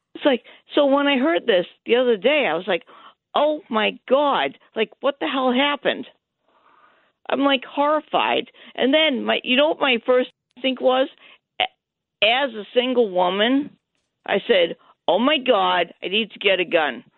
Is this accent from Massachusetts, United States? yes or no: yes; Massachusetts, United States; also born or lived in upstate New York; I grew up in Massachusetts, like in Massachusetts, East Coast